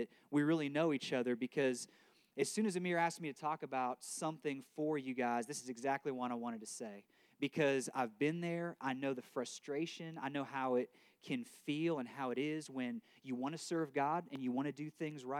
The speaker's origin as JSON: {"language": "English", "area": "right outside of Akron", "region": "Ohio", "country": "United States", "tie": "born or raised there", "moved": "as an adult", "lives_now": "Arkansas, United States", "said": "I grew up right outside of Akron, Ohio"}